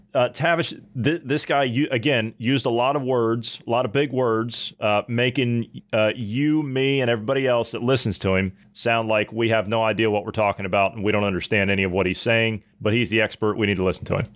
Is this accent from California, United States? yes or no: no; Ohio, United States; I come from Ohio